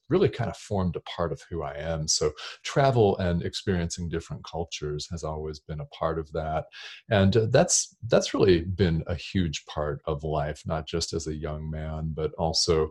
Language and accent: English; Albuquerque, New Mexico, United States; moved away; I grew up near here in Albuquerque, New Mexico, just one state over here